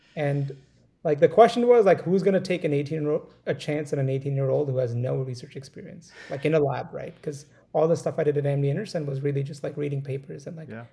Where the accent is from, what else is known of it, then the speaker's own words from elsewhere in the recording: India; moved away; I grew up in India. You know, we grew up in a small town and it's a small town of 1.5 million people, right? And that's considered small for India. And it was adjacent to like this big city of Delhi